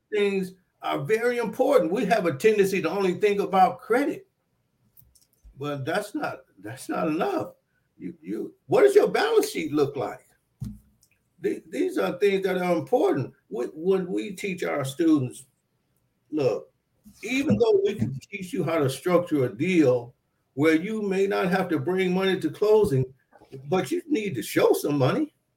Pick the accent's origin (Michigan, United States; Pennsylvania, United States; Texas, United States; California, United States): Michigan, United States; Detroit; growing up in Southwest Detroit